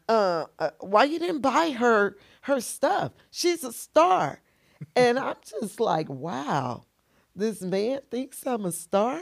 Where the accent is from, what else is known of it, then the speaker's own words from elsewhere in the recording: Tamms, Illinois, United States; also born or lived in Carbondale, Illinois; I'm originally from Tams, Illinois